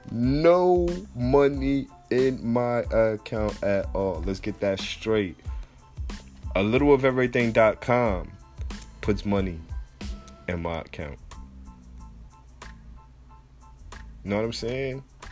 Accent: New Jersey, United States; I'm from New Jersey, so I know what I like.

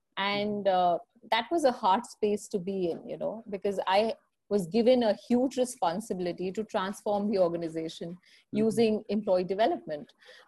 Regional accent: Lucknow, Uttar Pradesh, India; now in Delhi, India; So 17 years back, when I came from Lucknow to Delhi, I realized that it's not an easy world out there.

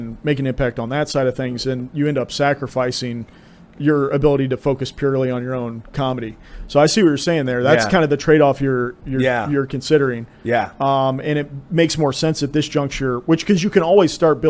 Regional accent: Franklin, Ohio, United States; my hometown of Franklin

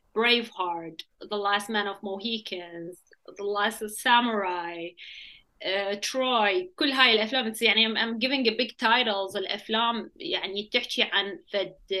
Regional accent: Iraq; also born or lived in Baghdad / Samawah; احنا يعني جايين من العراق

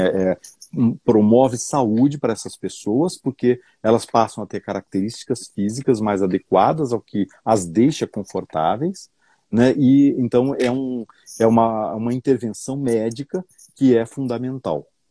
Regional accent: São José do Rio Preto, São Paulo, Brazil; Nasci lá em São José do Rio ah, Preto. Olha que legal, sou, sou de São José do Rio ah, Preto

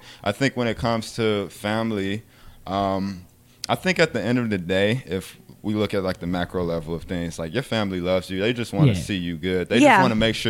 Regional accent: Chicago, Illinois, United States; moved away as an adult; now in Sioux Falls, United States; growing up in Chicago

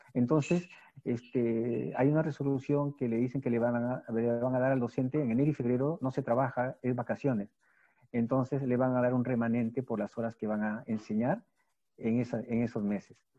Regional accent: Peru; yo lo que estoy haciendo en mi país, y por mí, ¿no? Y por la educación del Perú

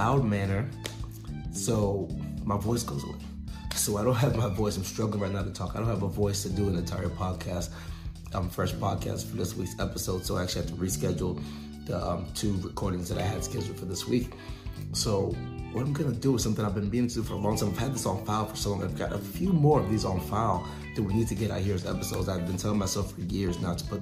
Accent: outside of Houston, Texas, United States; I grew up outside of Houston, so I actually went to high school and played ball with his nephew

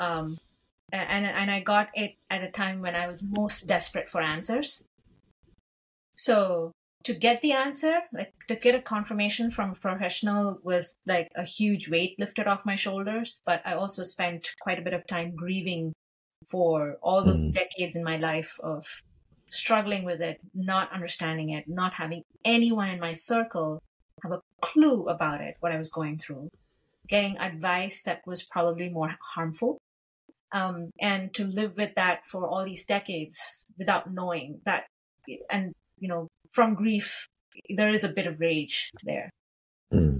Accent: India; moved away as an adult; I grew up in India where mental health was, that term was completely unknown

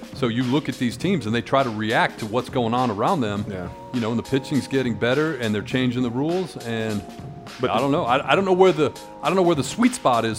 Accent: Detroit, Michigan, United States; I grew up in Detroit

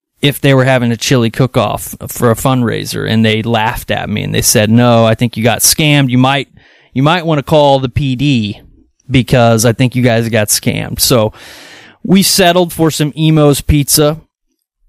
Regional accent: Kansas City, Kansas, United States; now in Edwardsville, United States; we live in Edwardsville, Illinois. I'm from Kansas City, Kansas.

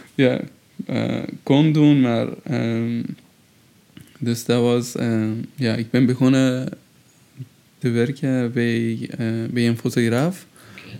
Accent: Shiraz, Fars, Iran; Dutch is a second language; moved away as an adult; also born or lived in Tehran, Iran; now in Brussels, Belgium; mijn geboortestad, eh, waar ik, eh, woonde, Shiraz

